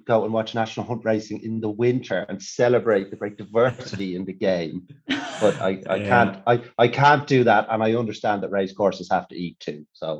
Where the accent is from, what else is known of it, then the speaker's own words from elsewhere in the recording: Ireland; But then I'm Irish flat racing fanboy, and there aren't many of us.